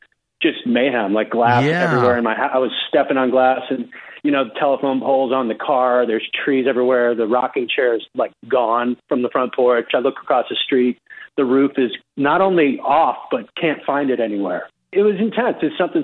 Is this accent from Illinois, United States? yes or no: yes; Chicago, Illinois, United States; now in Nashville, United States; I grew up in Chicago, so that Midwest vibe, kind of northern side